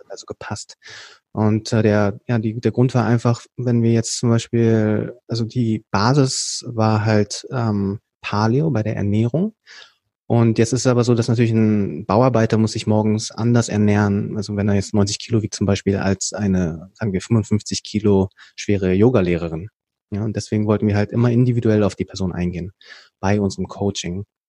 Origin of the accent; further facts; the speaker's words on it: Berlin, Germany; ich bin dann hier in Berlin geboren und aufgewachsen